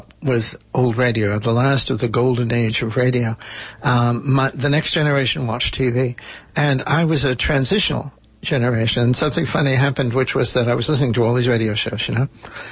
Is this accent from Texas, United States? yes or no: no; Port Chester, New York, United States; moved away; Portchester, my hometown, not where I was born, but it is my hometown